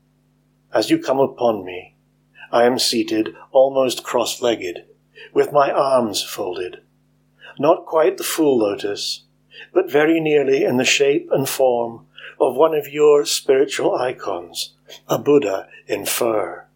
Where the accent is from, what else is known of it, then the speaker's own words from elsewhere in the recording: Scotland, United Kingdom; also born or lived in East Neuk of Fife; I'm a Scottish poet based in the East Nook of Fife.